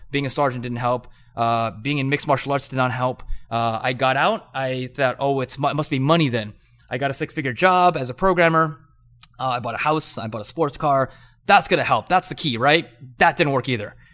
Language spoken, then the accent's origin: English; Southern California, United States; I grew up in Southern California